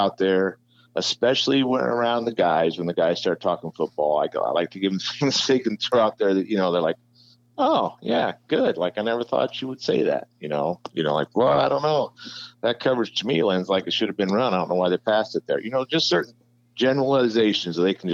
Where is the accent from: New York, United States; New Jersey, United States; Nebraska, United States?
Nebraska, United States; Callaway; moved away as an adult; also born or lived in Kansas; now in Colby, United States; I grew up in Callaway, went to school at Shatner State, and coached a few years in Nebraska and ended up in Kansas